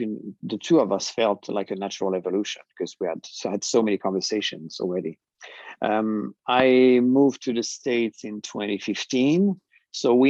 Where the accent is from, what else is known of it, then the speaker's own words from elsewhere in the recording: France; moved away as an adult; I was born and raised in France.